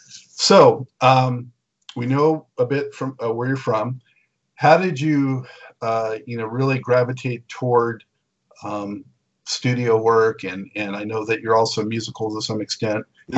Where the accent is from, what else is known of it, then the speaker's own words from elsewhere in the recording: California, United States; I grew up on the California beaches